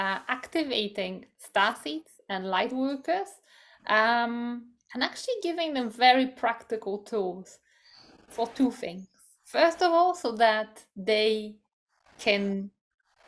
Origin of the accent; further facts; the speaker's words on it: Poland; moved away; I come from Poland, which is also a Catholic country